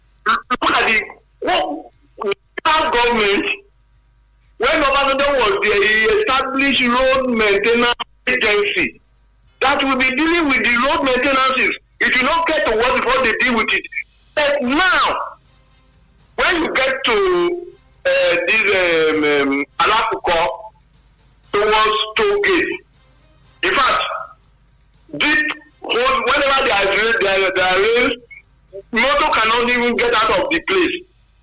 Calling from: Songo, Nigeria; I'm calling from Songo.

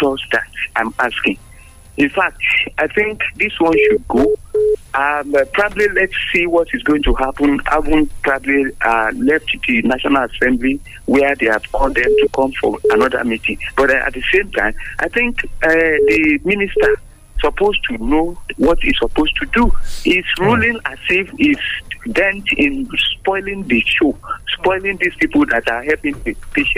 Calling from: Abeokuta, Ogun State, Nigeria; Good morning. … from Abeokuta.

